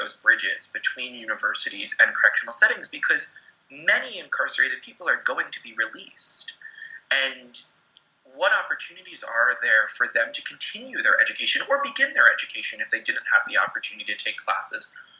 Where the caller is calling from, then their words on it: College Park, Maryland, United States; I'm calling in from College Park, Maryland.